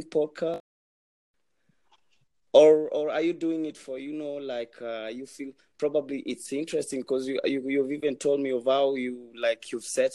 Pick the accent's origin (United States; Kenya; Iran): Kenya; I'm Kenyan, I'm from Kenya.